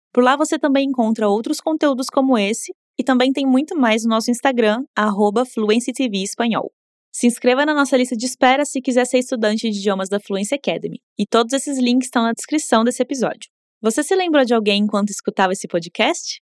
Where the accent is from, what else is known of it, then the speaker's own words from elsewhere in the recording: Brazil; first language Portuguese; also born or lived in Costa Rica; O português é minha língua materna